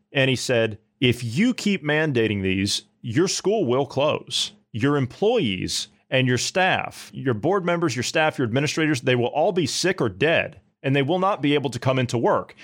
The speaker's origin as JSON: {"language": "English", "region": "Ohio", "country": "United States", "tie": "born or raised there", "said": "My home state of Ohio"}